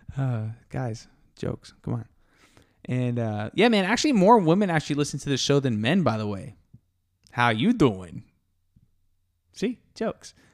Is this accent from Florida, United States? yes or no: yes; Tampa, Florida, United States; also born or lived in Miami, Florida; now in Texas, United States; I'm from Tampa, Florida, and I was born in Miami